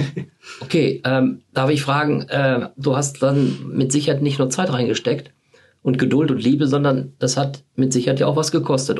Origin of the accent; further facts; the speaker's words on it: Dinslaken, North Rhine-Westphalia, Germany; ich komme aus Hiesfeld. Also Dienstlaken Hiesfeld.